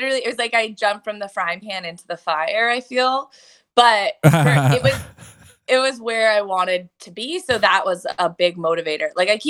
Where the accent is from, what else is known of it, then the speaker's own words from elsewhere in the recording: Southampton, New York, United States; moved away as an adult; also born or lived in Lebanon; I moved back to my hometown for the summer and I was in Southampton